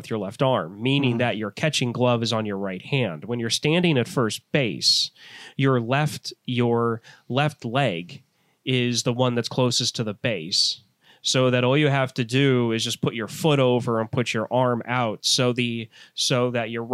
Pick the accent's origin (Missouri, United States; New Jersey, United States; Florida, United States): Missouri, United States; St. Louis; growing up in St. Louis and being a huge baseball fan